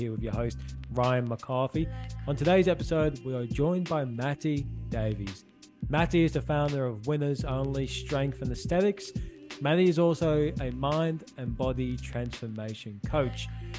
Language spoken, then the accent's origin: English; Liverpool, North West England, United Kingdom; I don't sound like it, but I'm from Liverpool as well.